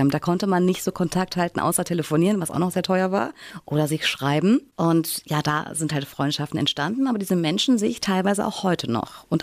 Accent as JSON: {"language": "German", "town": "Mainz", "region": "Rhineland-Palatinate", "country": "Germany", "tie": "born or raised there", "also_born_or_lived": "Wiesbaden", "said": "Meine Kindheit in Wiesbaden, die war, warte mal, gar nicht mal so lange. Ich bin dann mit drei Jahren nach mainz pretzenheim gezogen."}